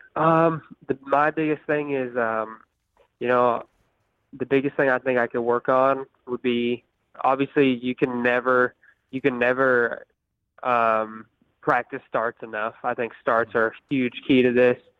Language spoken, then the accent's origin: English; Houston, Texas, United States; I'm originally from uh, the Houston area, so uh, we mostly have sand sand at my house at my track back in Texas. So I grew up riding sand since I was uh, just a little kid